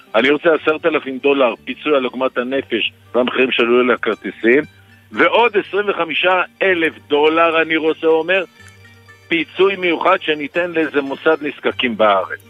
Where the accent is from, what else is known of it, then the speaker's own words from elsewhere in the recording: Tel Aviv, Tel Aviv District, Israel; אצלנו בתל אביב